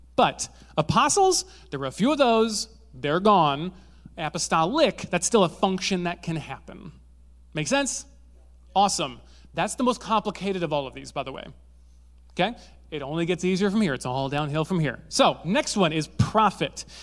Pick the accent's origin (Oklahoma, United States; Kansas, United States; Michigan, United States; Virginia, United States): Michigan, United States; Zeeland; I grew up in Zealand, uh, which, if you don't know what Zealand is, it's where they spawn Dutch people.